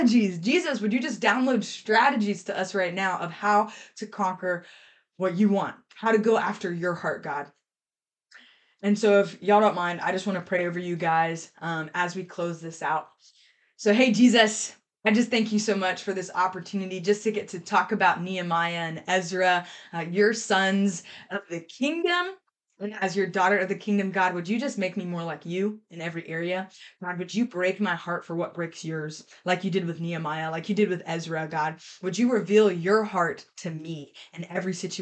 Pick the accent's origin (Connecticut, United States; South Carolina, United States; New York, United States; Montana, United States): South Carolina, United States; Columbia; I'm from Columbia, South Carolina.